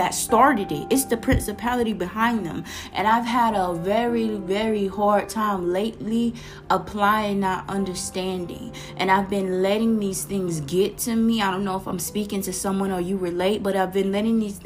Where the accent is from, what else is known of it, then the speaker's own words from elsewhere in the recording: Florida, United States; accent: Florida; the little Florida accent coming out. I'm from Florida